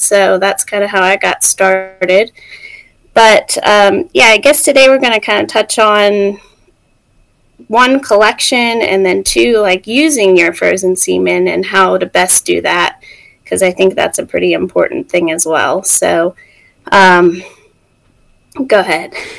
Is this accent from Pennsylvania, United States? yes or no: no; West Virginia, United States; moved away as an adult; also born or lived in Mississippi; we're both from West Virginia. Um, we grew up like 30 minutes apart